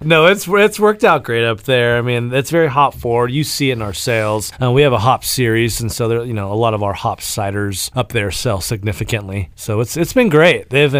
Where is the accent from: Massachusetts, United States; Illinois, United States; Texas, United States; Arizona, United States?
Arizona, United States; now in San Diego, United States; We're from Arizona. And so we're ASU graduates, of course, Sun Devils for days.